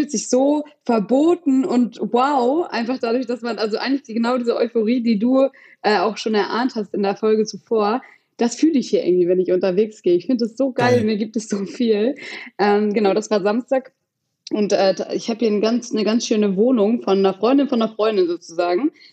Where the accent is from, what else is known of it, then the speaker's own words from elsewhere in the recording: Hamburg, Germany; bin ich in meiner Heimat von Hamburg aus.